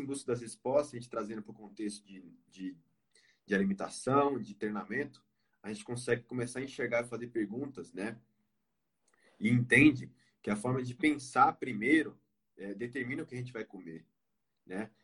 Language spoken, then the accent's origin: Portuguese; Pernambuco, Brazil; now in São Paulo, Brazil; moro em São Paulo, na ABC. É, sou natural do Pernambuco